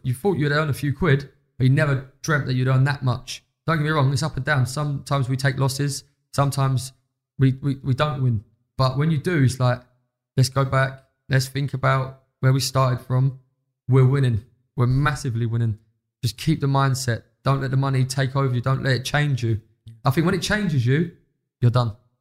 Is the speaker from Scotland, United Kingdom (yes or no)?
no; London, United Kingdom